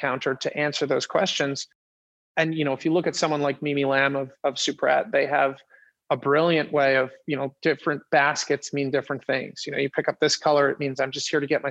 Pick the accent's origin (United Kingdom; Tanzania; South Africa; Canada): Canada; Winnipeg, Manitoba; moved away; I'm from Winnipeg originally